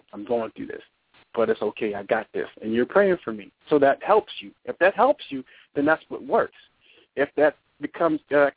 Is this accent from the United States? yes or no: yes; United States; I'm American